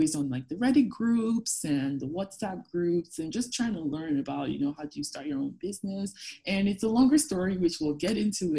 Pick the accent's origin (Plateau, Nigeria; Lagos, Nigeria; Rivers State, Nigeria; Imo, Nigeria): Lagos, Nigeria; moved away as an adult; also born or lived in Fredericton, Canada; now in Canada; I grew up in Lagos